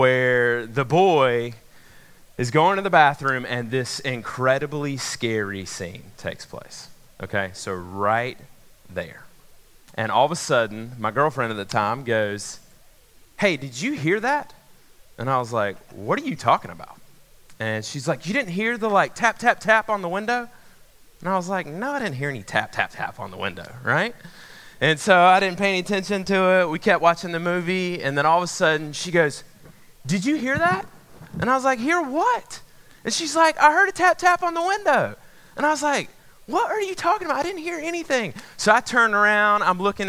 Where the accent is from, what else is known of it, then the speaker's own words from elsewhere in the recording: Macon, Georgia, United States; moved away; I grew up in Macon, Georgia